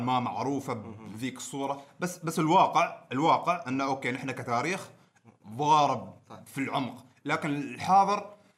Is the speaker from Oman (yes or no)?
yes; Oman; نحن ترى كعماني